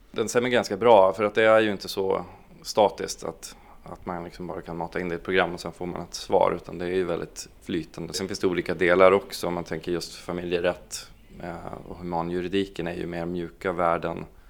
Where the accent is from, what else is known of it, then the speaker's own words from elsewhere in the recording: Piteå, Norrbotten County, Sweden; also born or lived in Boden, Sweden; jag är egentligen från Boden från början, från en liten by där, där jag växte upp och flyttade när jag var tio år då till Piteå